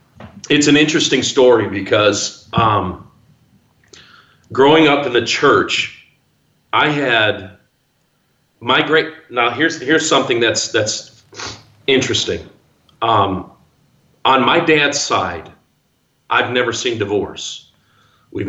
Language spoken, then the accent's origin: English; Zion, Illinois, United States; born or raised there; moved away as an adult